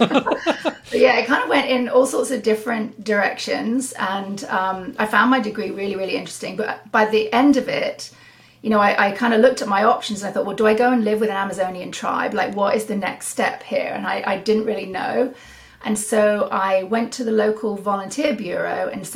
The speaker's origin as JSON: {"language": "English", "country": "United Kingdom", "moved": "as an adult", "lives_now": "Salmon Arm, Canada", "said": "I'm from the UK. And I moved here in 2007"}